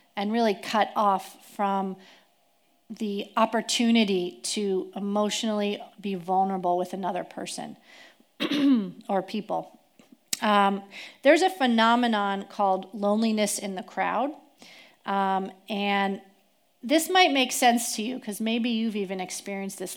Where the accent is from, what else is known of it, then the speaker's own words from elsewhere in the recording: East Coast, United States; moved away as an adult; now in Tri-Cities, United States; I grew up on the East Coast